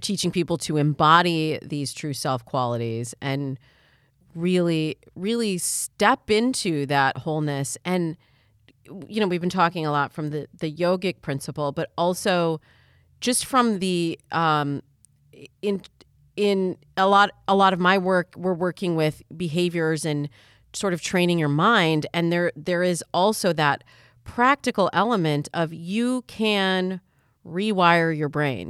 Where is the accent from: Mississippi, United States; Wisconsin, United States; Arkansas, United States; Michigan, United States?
Michigan, United States; I'm from Michigan, and there it's the hunting picks.